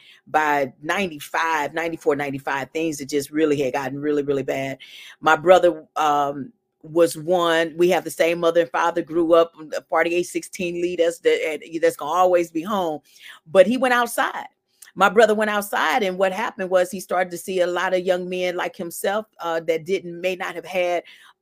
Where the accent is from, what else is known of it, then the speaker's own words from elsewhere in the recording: St. Louis, Missouri, United States; I was born and raised in St. Louis as well, 51 years old.